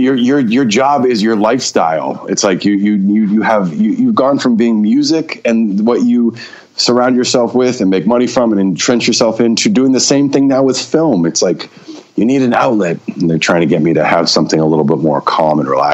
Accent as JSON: {"language": "English", "region": "Maine", "country": "United States", "tie": "born or raised there", "said": "Yeah, I was. I was born and raised in Maine."}